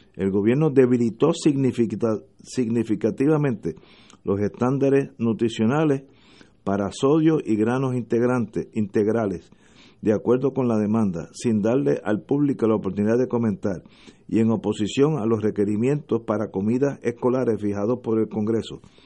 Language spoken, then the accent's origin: Spanish; Puerto Rico; en Puerto Rico como somos colonia